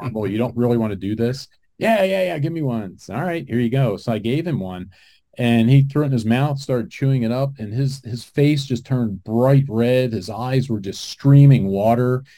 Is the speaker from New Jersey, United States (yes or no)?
yes; New Jersey, United States; moved away; I grew up in New Jersey, so I was just back there a couple of weeks ago visiting my mom.